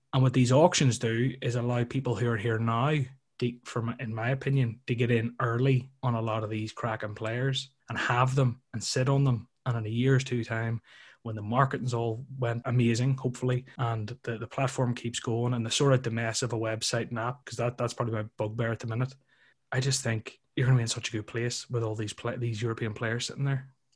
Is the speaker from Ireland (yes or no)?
yes; Ireland; being from Ireland